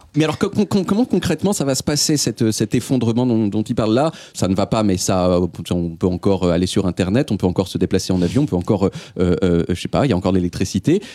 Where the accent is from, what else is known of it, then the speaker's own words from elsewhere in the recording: Portugal; je suis portugais